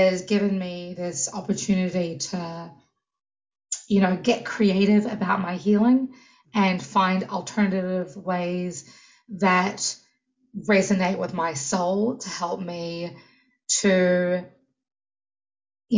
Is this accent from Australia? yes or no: no; New Zealand; moved away as an adult; now in United States; New Zealand, where I'm from